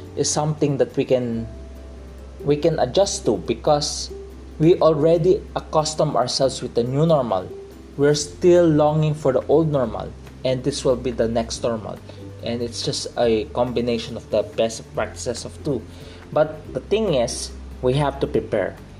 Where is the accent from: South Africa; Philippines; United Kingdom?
Philippines; I'm from the Philippines. I'm a Filipino. I'm from the Philippines.